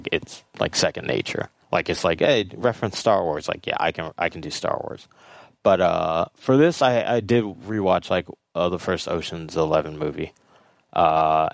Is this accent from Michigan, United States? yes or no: no; Los Angeles, California, United States; I'm born and raised in Los Angeles